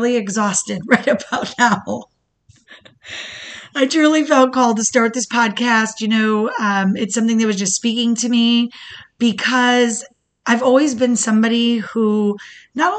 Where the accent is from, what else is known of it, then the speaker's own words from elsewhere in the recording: Michigan, United States; now in Florida, United States; I was born in Michigan, to the most beautiful and resilient single mother